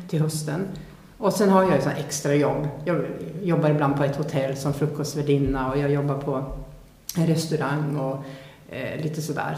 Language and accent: Swedish; Sweden; jag är född svensk, jag kan språket